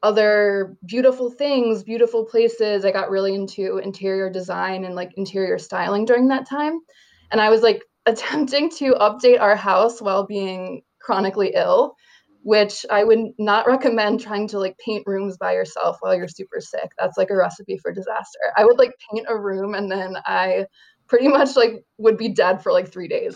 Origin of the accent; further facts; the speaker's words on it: upstate New York, United States; moved away as an adult; my husband and I moved back to my hometown and bought a house in upstate New York